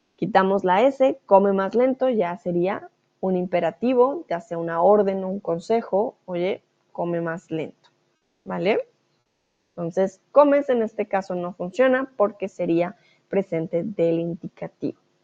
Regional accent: Colombia; moved away as an adult; now in Germany; soy de Colombia. Ahora estoy en, eh, Alemania, en casa.

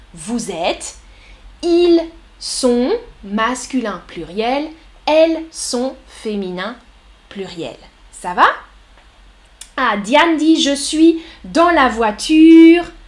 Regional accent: France; Je suis française. Je suis professeure

